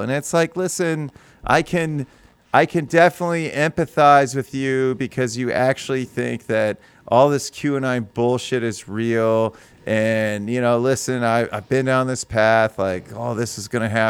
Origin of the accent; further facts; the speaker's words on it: United States; as an American